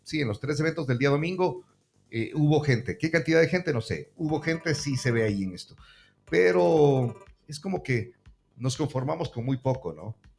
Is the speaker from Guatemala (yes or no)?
no; Ecuador; así somos los ecuatorianos